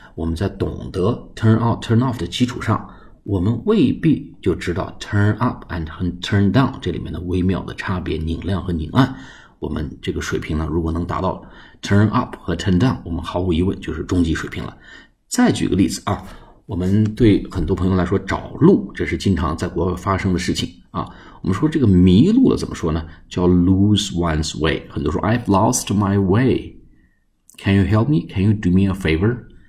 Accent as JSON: {"language": "Chinese", "country": "China", "said": "我们中国人在讲英语的时候呢，单词用得多，词组用得少"}